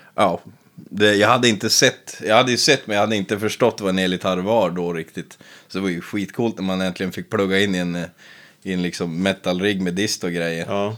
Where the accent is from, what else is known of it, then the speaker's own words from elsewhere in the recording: Piteå, Norrbotten County, Sweden; also born or lived in Västerbotten; född i Piteå, 28 år gammal, född 92. Ja. Växte upp på en ranch med mormor och morfar